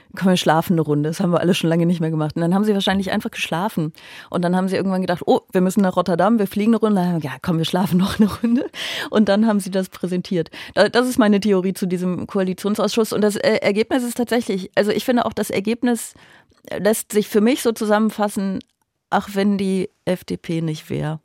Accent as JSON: {"language": "German", "town": "Aachen", "region": "North Rhine-Westphalia", "country": "Germany", "moved": "yes", "lives_now": "Berlin, Germany", "said": "Ich bin ja auch viel näher an meiner Heimat als normalerweise in Berlin, weil ich ja eigentlich aus Aachen komme"}